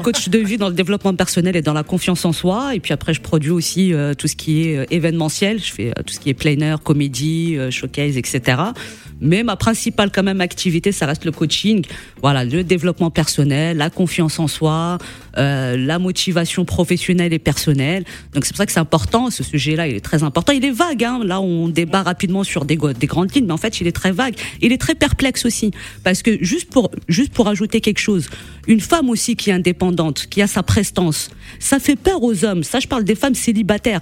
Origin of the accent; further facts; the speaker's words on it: Morocco; je suis du Maroc